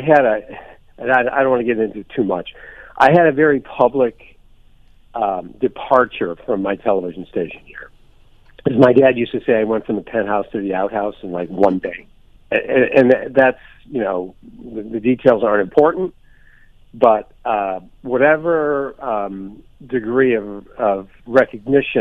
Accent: St. Louis, Missouri, United States; moved away; also born or lived in west coast of Florida; growing up in St. Louis

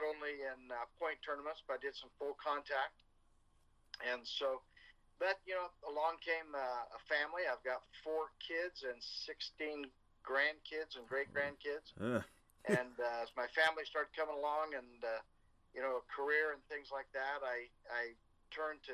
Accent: Redondo Beach, California, United States; I was raised in Redondo Beach, California

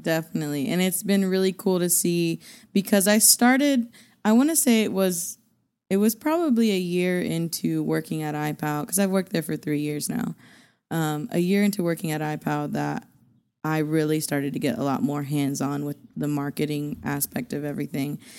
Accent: Borger, Texas, United States; moved away as an adult; now in Amarillo, United States; Growing up in Borger, I think because I grew up in Borger and not actually Amarillo

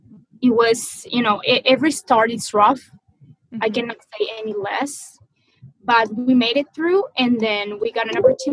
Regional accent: Maracaibo, Zulia, Venezuela; moved away; Actually, my hometown, which is called Maracaibo, a pretty long name, it is as hot as 120 all year long.

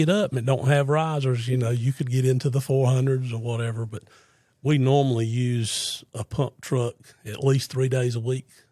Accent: Fuquay-Varina, North Carolina, United States; Born and raised in Fuquay

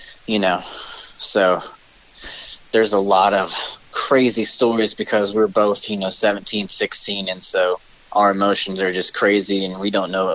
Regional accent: Arkansas, United States; also born or lived in New York City; I was from Arkansas

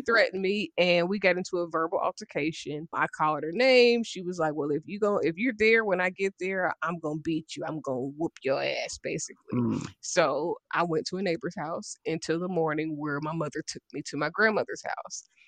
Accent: Dayton, Ohio, United States; I'm from Dayton, Ohio

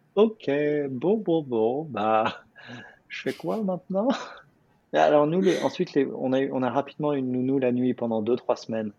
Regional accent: Paris, Île-de-France, France; moved away as an adult; now in New York, United States; j'habite à New York, je suis français de Paris à la base

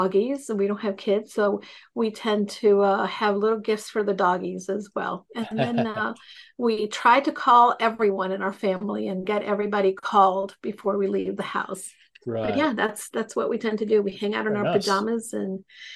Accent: New York City, New York, United States; moved away as an adult; also born or lived in El Salvador; now in Connecticut, United States; I am partially from New York, but to be quite honest, I'm from also El Salvador. I spent the first 10 years of my life there.

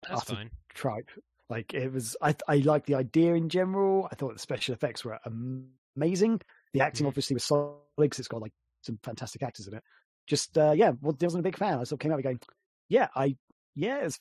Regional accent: England, United Kingdom; I'm English.

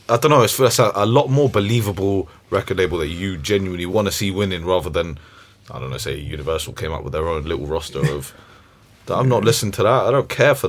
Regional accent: England, United Kingdom; maybe that's just because we're English, innit?

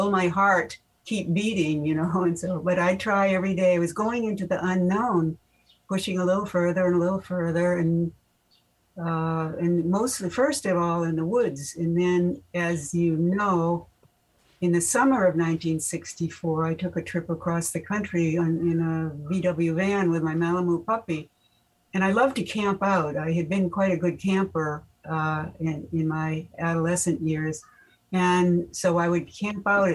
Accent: Winchester, Massachusetts, United States; moved away as an adult; also born or lived in San Diego; I grew up in Winchester, Mass.

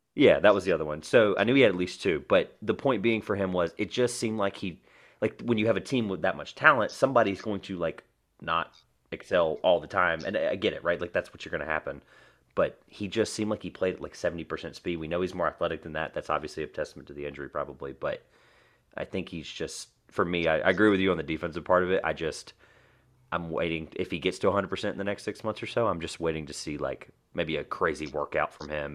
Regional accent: North Carolina, United States; we're from North Carolina

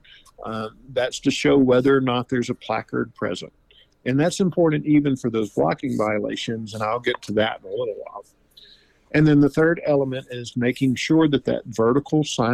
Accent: Louisiana, United States; moved away; I'm originally from Louisiana

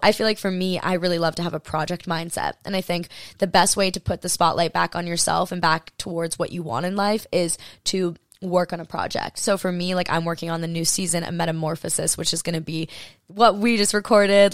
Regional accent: Hawaii, United States; also born or lived in Maui; I grew up in Hawaii.

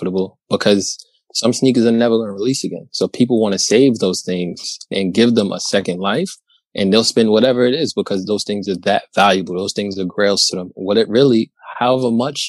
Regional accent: New York, United States; I'm from New York. I'm in New York

